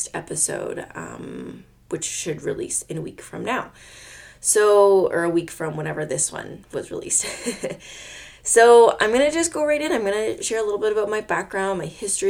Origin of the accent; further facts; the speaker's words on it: Nova Scotia, Canada; also born or lived in Quebec; I was born and raised in Nova Scotia, Canada.